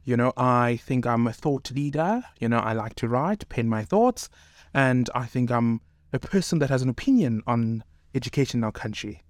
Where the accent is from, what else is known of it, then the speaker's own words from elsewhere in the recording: Cape Town, Western Cape, South Africa; born in Cape Town, raised in Cape Town